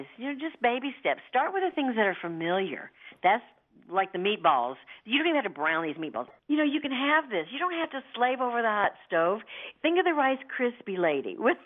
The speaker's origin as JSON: {"language": "English", "region": "the South", "country": "United States", "said": "I'm from the South"}